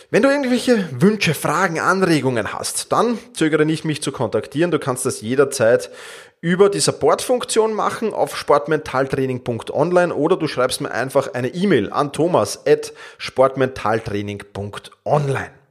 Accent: Vienna, Austria; Ich komme aus Wien. Meinen Ursprung habe ich im Fußball

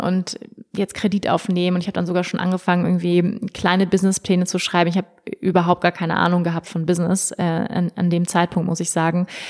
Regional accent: Hamburg, Germany; moved away; also born or lived in Bali / Berlin; ich komme aus Hamburg ursprünglich

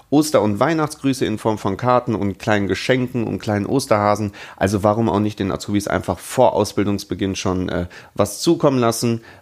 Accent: Bochum, North Rhine-Westphalia, Germany; ich komme ja selber aus Bochum, das heißt, ich habe ja 45, 50 Kilometer immer pro Fahrt die ich fahren muss.

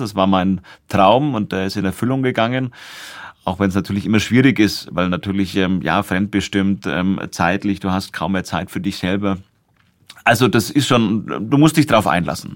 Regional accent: Nuremberg, Bavaria, Germany; ich bin ja hier in Nürnberg in einem Internat aufgewachsen

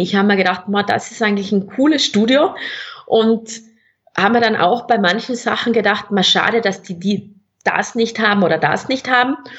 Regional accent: South Tyrol, Trentino-Alto Adige, Italy; accent: South Tyrolean; moved away as an adult; also born or lived in Innsbruck, Austria; now in Austria; man hört es auch von meinem Dialekt, ich bin gebürtige Südtirolerin, Italienerin

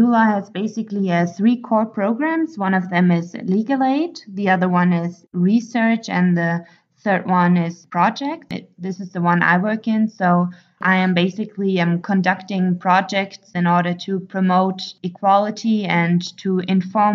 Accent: Germany; moved away as an adult; now in Ethiopia; I'm 25 years old. I come from Germany and I studied law

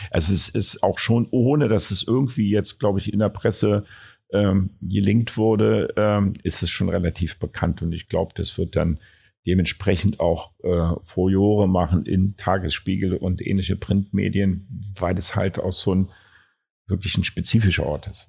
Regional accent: Berlin, Germany; als Berliner

